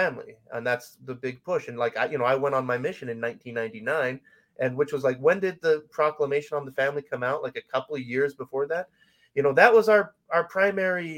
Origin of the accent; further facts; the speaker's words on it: Salt Lake Valley, Utah, United States; I grew up in the Salt Lake Valley